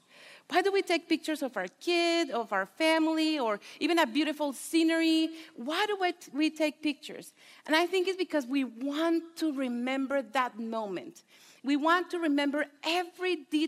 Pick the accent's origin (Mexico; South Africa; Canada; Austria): Mexico; first language Spanish; English is a second language; moved away as an adult; I was born and raised in Mexico. My husband and I moved here almost 11 years ago